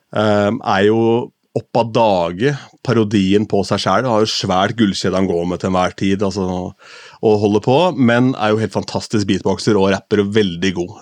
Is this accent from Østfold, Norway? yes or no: yes; Askim, Østfold, Norway; moved away; hjemme i Askim, hvor jeg kom fra